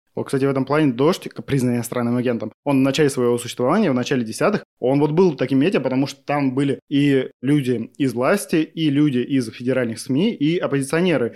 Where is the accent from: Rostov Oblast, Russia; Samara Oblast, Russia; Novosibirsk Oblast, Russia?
Novosibirsk Oblast, Russia; Novosibirsk; now in Moscow, Russia; я из Новосиба